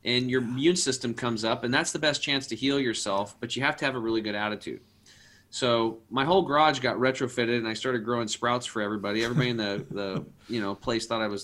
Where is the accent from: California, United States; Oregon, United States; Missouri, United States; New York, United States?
Oregon, United States; Eastern; I grew up over in Eastern Oregon on a small cattle and hay farm